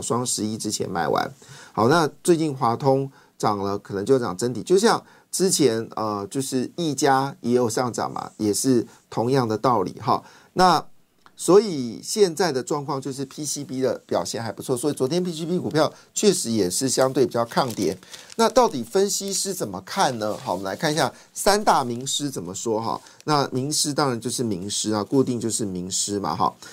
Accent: Taiwan; 我们台湾人

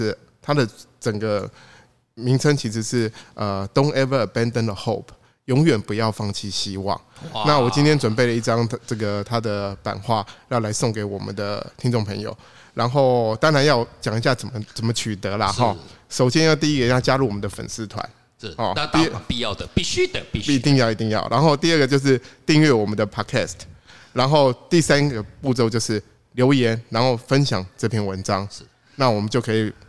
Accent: Taiwan; 我认为哦我们台湾人哦缺乏的是一个什么国际化。

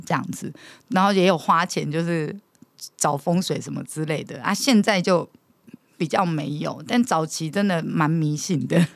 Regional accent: Taiwan; 即便我们都是台湾人

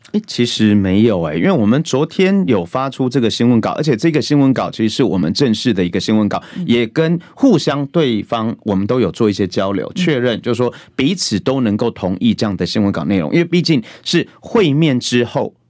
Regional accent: Taiwan; 我的国中、国小的一个成长阶段，其实我就已经经历到台湾的民主

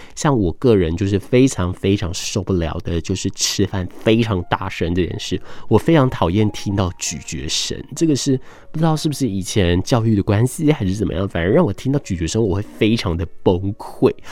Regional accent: Taiwan; 我也安全地在这个岛屿上面长大

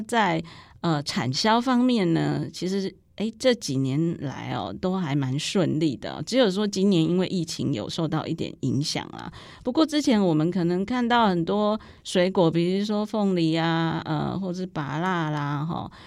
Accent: Taiwan; 我们台湾人

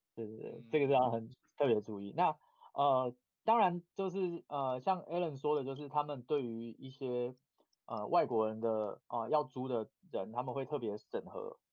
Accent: Taiwan; now in Japan; 我们是台湾人

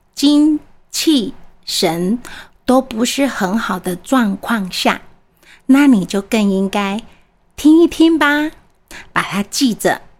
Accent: Taiwan; 我们台湾人说的，“卖鸡的时阵入厝啦，不要这个时候入错。”

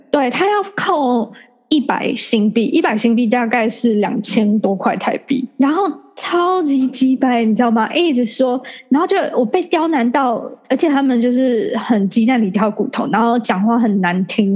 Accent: Taiwan; now in Singapore; 我也是台湾人

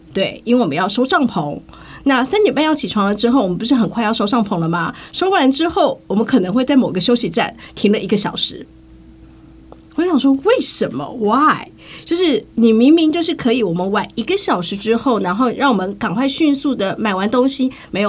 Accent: Taiwan; 我们台湾人就会景点，景点，景点

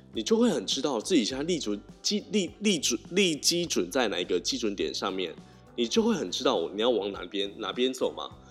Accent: Tainan, Taiwan; 我们是台南人的关系

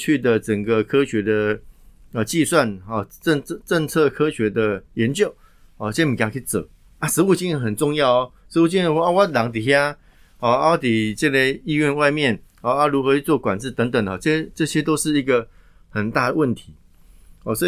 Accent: southern Taiwan, Taiwan; 我南部人啊，哦，我从外小朋友们上去南部啊，公阿妈狗啊

